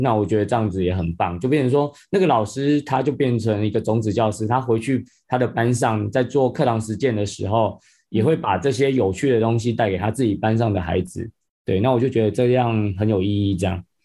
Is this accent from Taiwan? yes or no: yes; Penghu County, Taiwan; 我自己从，本身其实就是澎湖人啊，那我嗯。从小就在澎湖长大，生长这样子